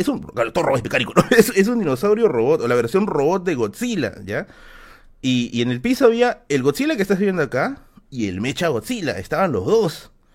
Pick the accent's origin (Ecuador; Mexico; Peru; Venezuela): Peru; Tacna; moved away; mi tierra, mi tierra natal